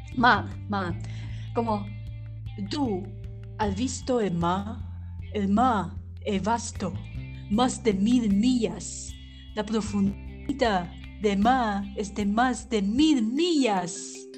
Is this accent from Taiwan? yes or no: yes; Taiwan; Spanish is a second language; soy la … de Taiwán